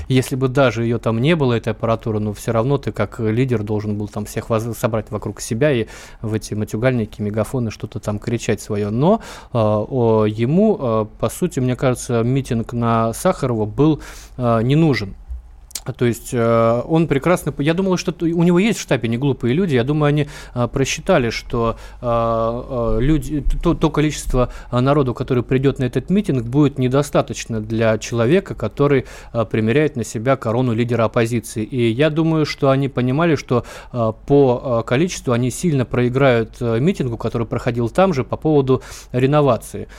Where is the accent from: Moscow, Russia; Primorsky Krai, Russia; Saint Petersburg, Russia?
Primorsky Krai, Russia; Vladivostok; я вот в Владивостоке родился, э, я, я из Азии